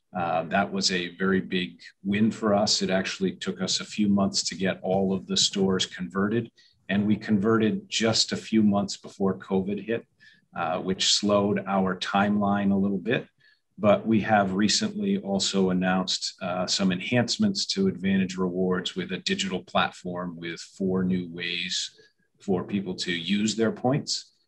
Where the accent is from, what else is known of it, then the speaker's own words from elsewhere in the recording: New Hampshire, United States; moved away as an adult; now in upstate New York, United States; I am from New Hampshire originally